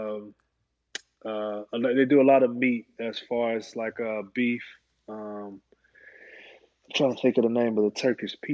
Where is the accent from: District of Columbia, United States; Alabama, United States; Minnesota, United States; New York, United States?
Alabama, United States; moved away as an adult; also born or lived in Indiana; I'm 10 minutes from the University of Alabama, and you know, it is football country